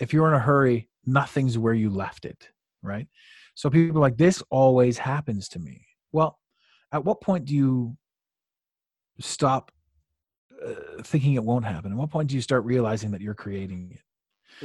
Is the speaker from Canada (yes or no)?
yes; Canada; as a Canadian